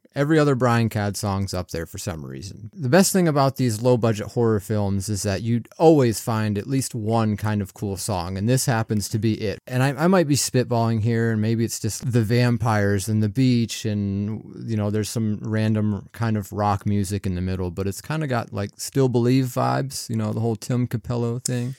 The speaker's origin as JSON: {"language": "English", "region": "Pennsylvania", "country": "United States", "said": "I'm from Pennsylvania"}